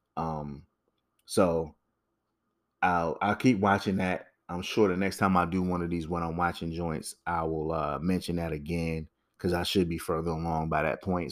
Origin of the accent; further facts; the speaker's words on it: Connecticut, United States; I grew up in Connecticut